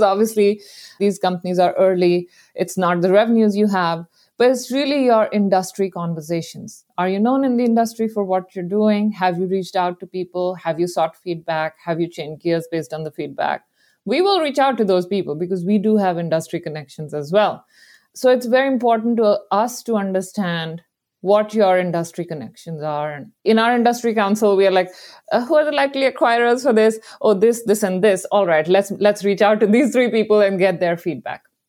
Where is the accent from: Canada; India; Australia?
India; moved away as an adult; now in San Francisco, United States; I grew up in India